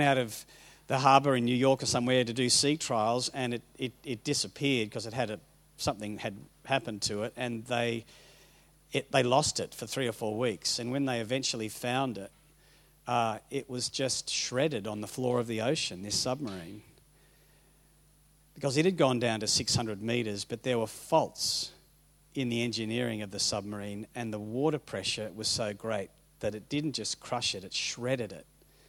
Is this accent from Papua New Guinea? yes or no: yes; Papua New Guinea; I grew up in Papua New Guinea. I was a missionary kid